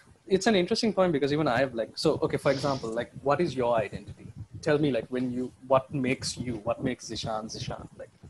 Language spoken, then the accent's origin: English; Oman; I knew this kid like growing up in Oman.